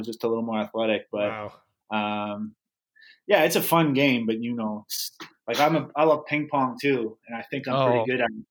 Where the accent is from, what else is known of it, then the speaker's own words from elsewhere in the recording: less than an hour from Detroit, Ontario, Canada; we were only less than an hour from Detroit.